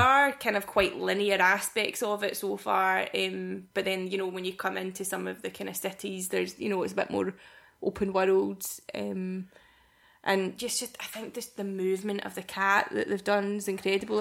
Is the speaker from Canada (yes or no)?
no; Paisley, Scotland, United Kingdom; also born or lived in Irvine; I said Irvine, but I was born in Paisley